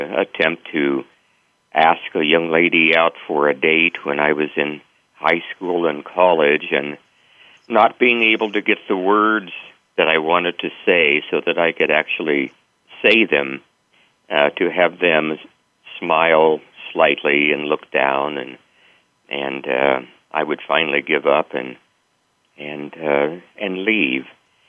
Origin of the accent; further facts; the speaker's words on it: central Kansas, United States; my days at my two-room country school in central Kansas